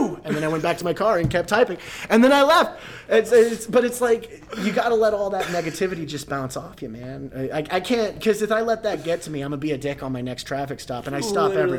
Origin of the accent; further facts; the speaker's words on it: Texas, United States; God, it gets cold. I came from Texas, man. It was like 90 in the winter.